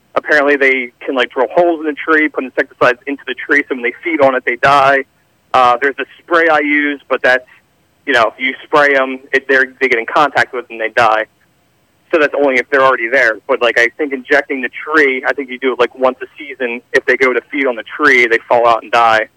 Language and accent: English; Philadelphia, Pennsylvania, United States; now in Audubon, United States; I grew up in Philly. I live in KOP area